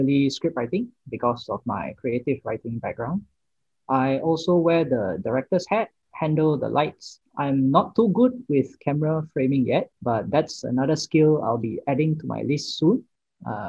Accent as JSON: {"language": "English", "town": "Sungai Buloh", "region": "Selangor", "country": "Malaysia", "tie": "born or raised there", "also_born_or_lived": "Damansara Utama / Melbourne, Australia", "said": "I grew up in Sungai Buloh, but then I moved to Damansara Utama, where I am still situated"}